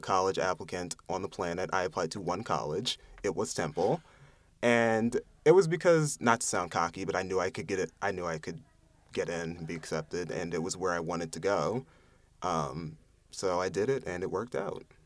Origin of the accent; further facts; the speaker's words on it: Lansdale, Pennsylvania, United States; I'm from Lansdale, Pennsylvania, which is a suburb, uh, maybe thirty minutes outside of Philadelphia